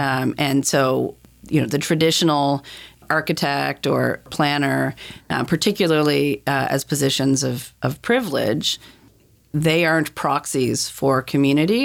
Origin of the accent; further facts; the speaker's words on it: Dartmouth, Nova Scotia, Canada; also born or lived in Halifax; I grew up in Dartmouth